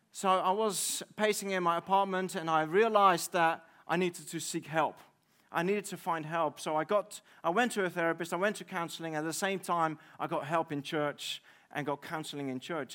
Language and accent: English; Netherlands; moved away as an adult; now in United Kingdom; I'm from the Netherlands.